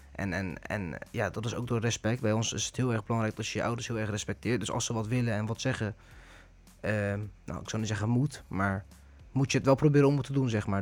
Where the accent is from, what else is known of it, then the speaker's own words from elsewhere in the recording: Netherlands; ik ben geboren en getogen in Nederland